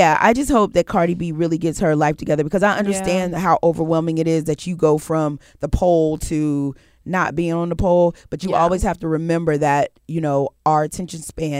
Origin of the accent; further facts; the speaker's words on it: New York, United States; I'm from New York.